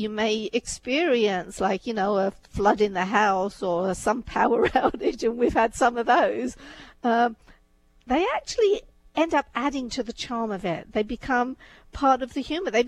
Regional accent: India; you know, my background is such, you know, I was born in India. As I was growing up, arranged marriages were very much the norm.

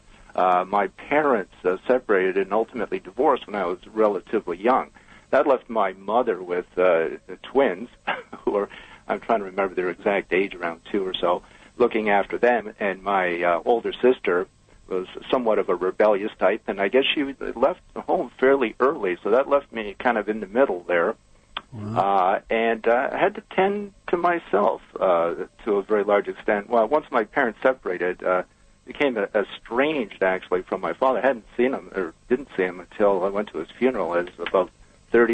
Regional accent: Brantford, Ontario, Canada; I was born and raised in Brantford, Ontario.

